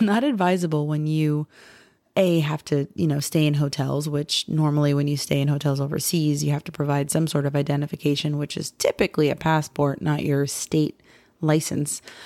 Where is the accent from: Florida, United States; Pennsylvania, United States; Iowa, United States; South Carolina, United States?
Florida, United States; we're from Florida